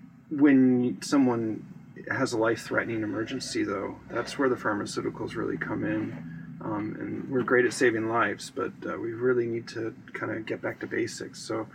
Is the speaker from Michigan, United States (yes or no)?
no; Fort Myers, Florida, United States; I'm from Southwest Florida, from Fort Myers.